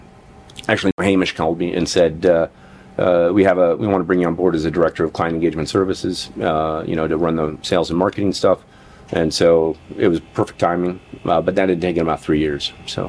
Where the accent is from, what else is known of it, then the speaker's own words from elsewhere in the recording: Incline Village, Nevada, United States; So I grew up in Incline Village, Nevada, and. Very small town of permanent residents, I think like 2,500 permanent residents.